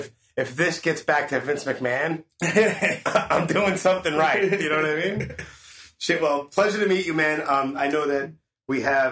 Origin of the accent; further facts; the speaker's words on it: New York City, New York, United States; I grew up in Brooklyn. So as you know, back then in like the early 80s, when I was like five, six years old